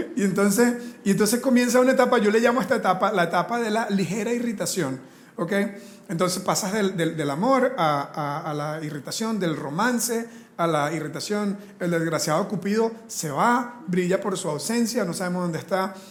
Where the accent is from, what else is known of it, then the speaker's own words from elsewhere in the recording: Costa Rica; Nosotros como latinos, aquí en Costa Rica